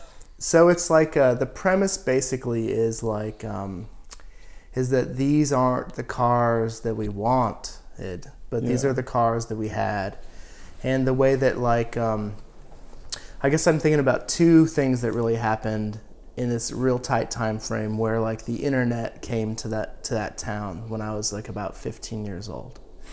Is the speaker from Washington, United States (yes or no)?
yes; Washington, United States; 70 miles south of Spokane, Washington, yeah.